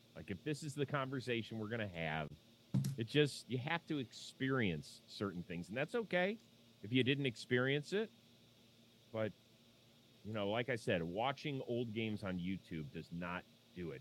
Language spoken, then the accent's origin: English; Cleveland, Ohio, United States; moved away; I'm from Cleveland. Uh, my dad was friends with Art Modell